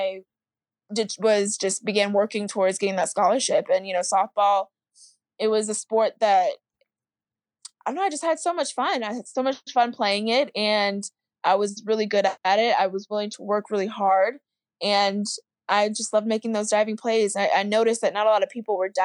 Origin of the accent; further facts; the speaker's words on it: Oldsmar, Florida, United States; I grew up in Tampa, Florida, or Oldsmar, Florida, which is really a suburb of Tampa